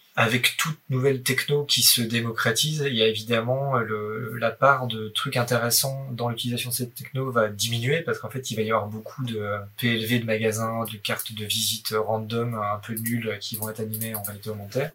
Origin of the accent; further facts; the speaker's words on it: Haut-Doubs, Bourgogne-Franche-Comté, France; now in Paris, France; je viens du Haut-Doubs, dans france comté